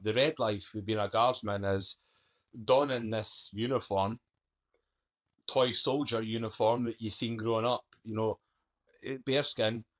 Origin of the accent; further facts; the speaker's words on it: Scotland, United Kingdom; accent: Scottish; moved away; also born or lived in London; I'm a Scottish accent